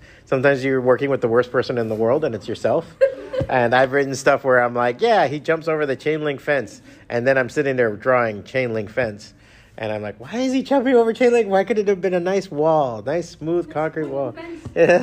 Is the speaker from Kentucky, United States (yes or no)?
no; Miami, Florida, United States; My dad's Cuban, my mom's Mexican, I was born and raised in Miami